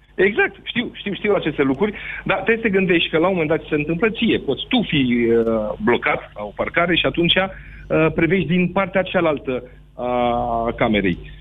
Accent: Bucharest, Romania; Eu sunt din București

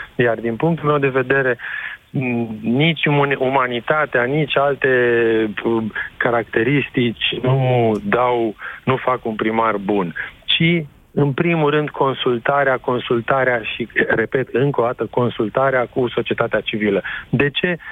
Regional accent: Timișoara, Timiș County, Romania; sunt timișorean

